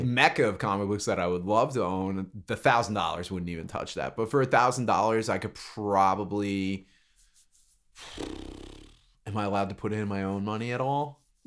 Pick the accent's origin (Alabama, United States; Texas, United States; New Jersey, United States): New Jersey, United States; Brick; I live in Brick. I grew up in Brick. That's where I'm from